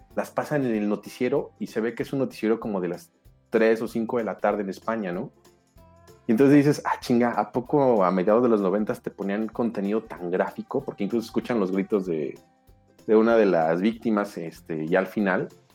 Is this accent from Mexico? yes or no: yes; León, Guanajuato, Mexico; born or raised there; now in Mexico City, Mexico